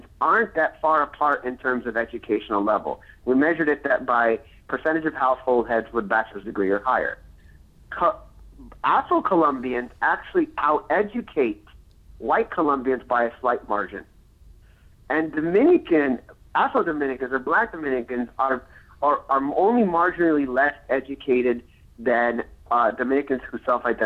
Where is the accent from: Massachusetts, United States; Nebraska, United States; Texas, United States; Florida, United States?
Florida, United States; Miami; I'm born and raised in Miami